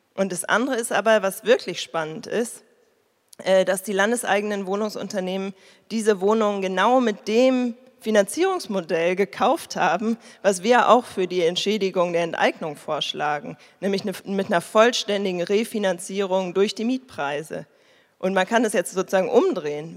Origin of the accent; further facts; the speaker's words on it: Berlin, Germany; ich komme ja aus Berlin, ich wohne hier ewig, meine Eltern wohnen hier